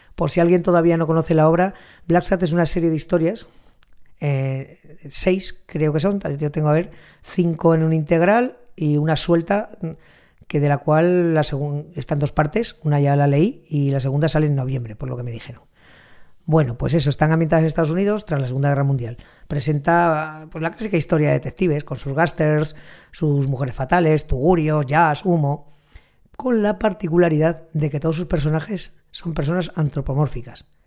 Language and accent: Spanish; Huesca, Aragon, Spain; venía aquí por mi tierra, a Villanúa, en Huesca